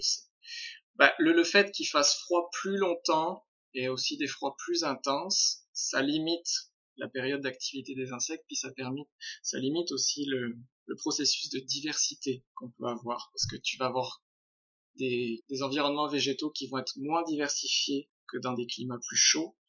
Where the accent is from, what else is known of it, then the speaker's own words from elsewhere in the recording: France; moved away as an adult; now in Quebec City, Canada; je suis français